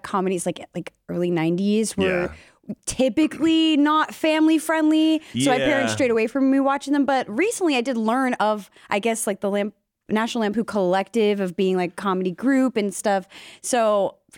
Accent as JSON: {"language": "English", "region": "Florida", "country": "United States", "tie": "born or raised there", "said": "I grew up in Florida for grade school"}